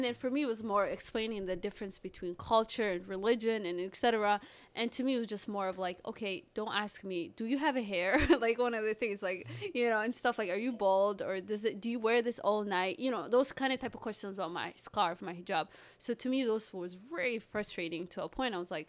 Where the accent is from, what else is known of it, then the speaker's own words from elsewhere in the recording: Minneapolis, Minnesota, United States; also born or lived in Somalia / Kenya; I grew up in Minneapolis